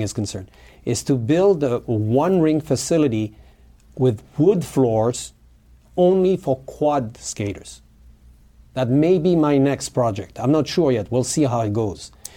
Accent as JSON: {"language": "English", "country": "New Caledonia", "tie": "born or raised there", "second_language": "English", "moved": "as an adult", "lives_now": "Hawaii, United States", "said": "I was born in New Caledonia. New Caledonia is an island. It's a French territory in the South Pacific between Fiji, Australia, and New Zealand. And I was born there. I went to high school there"}